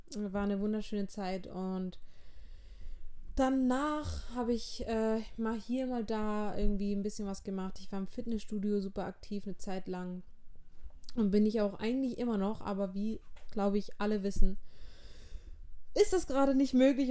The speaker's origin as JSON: {"language": "German", "town": "Auenstein", "region": "Baden-Württemberg", "country": "Germany", "tie": "born or raised there", "also_born_or_lived": "Backnang / Schleswig-Holstein", "said": "Ich bin mit fünf ungefähr wieder zu meinem Papa gezogen. Ähm, der hat in Auenstein gewohnt und wir wohnen auch immer noch in Auenstein. Das ist ein kleines Dorf in der Nähe von Heilbronn"}